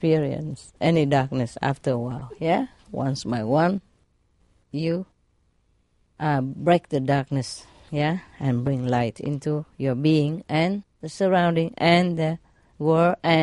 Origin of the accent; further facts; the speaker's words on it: Vietnam; now in England, United Kingdom; I'm British, but I'm Vietnamese born